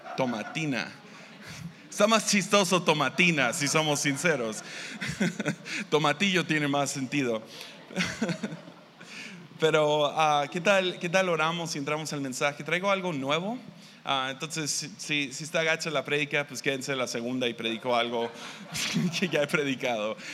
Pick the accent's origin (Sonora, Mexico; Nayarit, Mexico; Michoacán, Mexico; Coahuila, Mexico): Nayarit, Mexico; Tepic; Yo vengo de Tepic, Nayarit